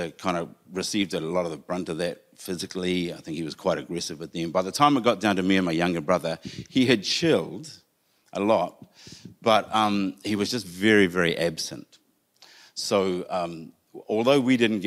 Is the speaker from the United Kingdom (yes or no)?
no; Whanganui, Manawatū-Whanganui, New Zealand; I was born in Whanganui.